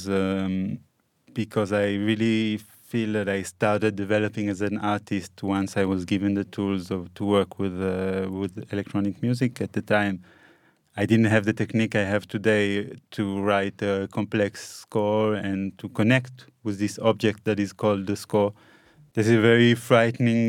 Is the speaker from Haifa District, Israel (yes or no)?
yes; Haifa, Haifa District, Israel; I was born in Haifa in 1983.